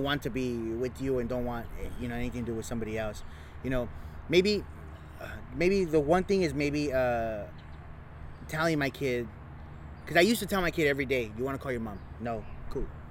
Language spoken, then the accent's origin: English; Los Angeles, California, United States; I'm from East Los Angeles